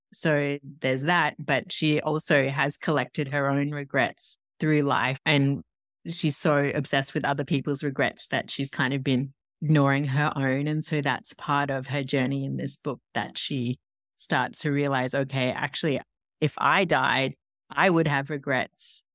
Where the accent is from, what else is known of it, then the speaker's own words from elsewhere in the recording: Tasmania, Australia; accent: Australian; moved away as an adult; also born or lived in Paris, France; now in New York, United States; As you can probably hear, I'm Australian. I'm from Tasmania